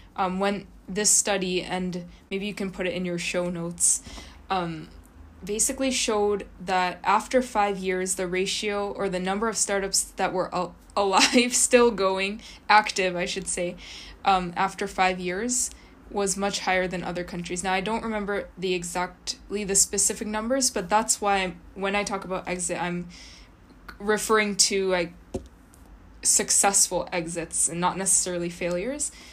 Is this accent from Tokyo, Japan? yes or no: no; Kyoto, Japan; I grew up in Kyoto